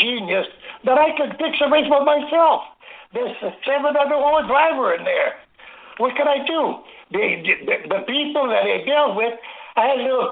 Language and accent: English; Angers, Quebec, Canada; at the farmhouse, where I was raised and born in Angers, Quebec